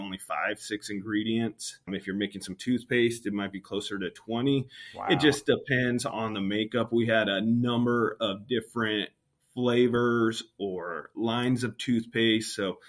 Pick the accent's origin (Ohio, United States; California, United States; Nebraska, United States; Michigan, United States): California, United States; Santa Maria; I was born and raised in Santa Maria, California